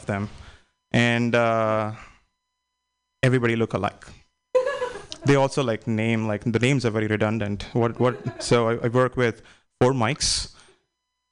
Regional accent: India; moved away; I'm an immigrant. And I think by now you'd have known that I'm from India

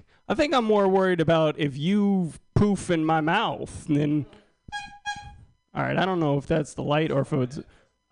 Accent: New Orleans, Louisiana, United States; now in Austin, United States; I'm originally from New Orleans. I went back home to New Orleans

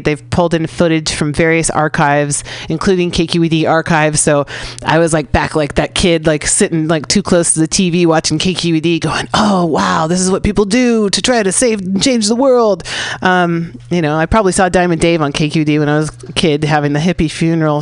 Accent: San Francisco, California, United States; I'm from San Francisco.

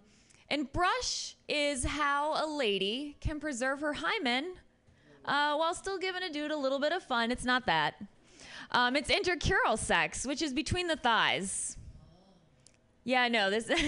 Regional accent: United States; also born or lived in Syria; I'm an American. No one gives a shit about my hymen.

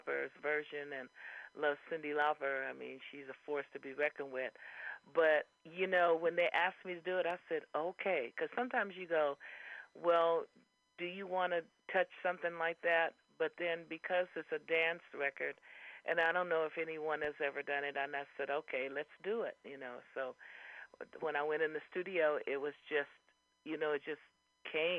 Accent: Fresno, California, United States; moved away as an adult; now in San Francisco Bay Area, United States; I came from the Valley, from Fresno, you know, halfway between here and Los Angeles

